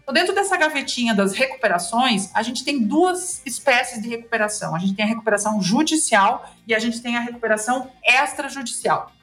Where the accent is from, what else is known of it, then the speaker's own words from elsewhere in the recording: interior of Rio Grande do Sul, Brazil; Eu sou aqui do interior do Rio Grande do Sul, as pessoas já devem ter notado isso pelo meu sotaque